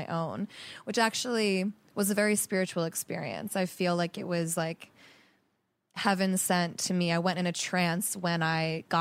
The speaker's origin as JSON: {"language": "English", "country": "United States", "moved": "as an adult", "lives_now": "Los Angeles, United States", "said": "I'm from Jersey, Philly"}